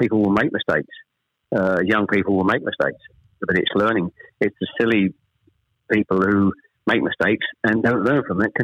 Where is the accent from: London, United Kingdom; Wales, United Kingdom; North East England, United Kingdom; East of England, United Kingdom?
East of England, United Kingdom; Chelmsford; born or raised there; also born or lived in Ashton-under-Lyne, North West England